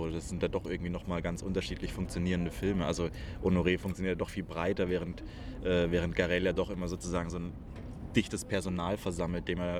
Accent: France; um da jetzt als Franzose antworten zu können

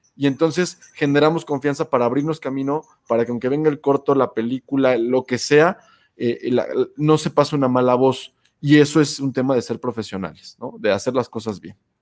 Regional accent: Puebla, Mexico; la ciudad en la que yo nací, en Puebla

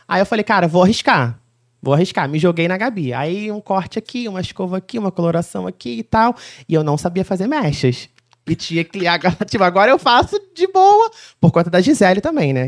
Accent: Mendes, Rio de Janeiro, Brazil; also born or lived in Barra do Piraí; sou de Mendes

